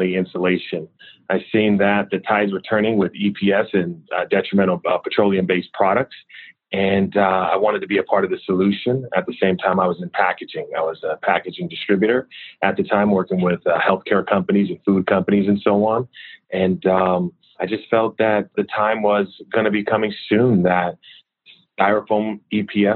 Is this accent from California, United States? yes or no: yes; Richmond, California, United States; I grew up in Richmond, California